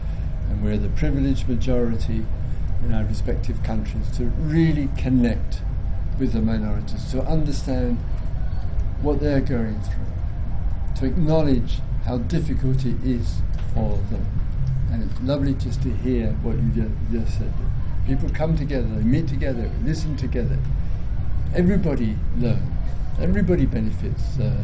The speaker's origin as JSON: {"language": "English", "region": "England", "country": "United Kingdom", "said": "being British, that the country of my origin, British, English"}